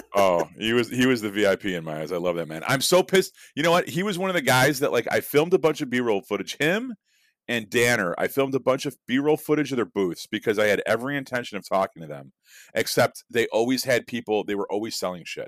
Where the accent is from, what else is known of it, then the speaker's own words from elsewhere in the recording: Chicago, Illinois, United States; growing up in Chicago